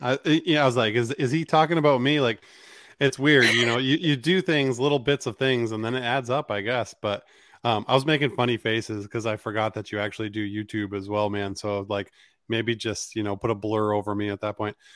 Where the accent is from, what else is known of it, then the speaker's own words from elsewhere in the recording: Maine, United States; growing up in Maine was, was a great place to grow up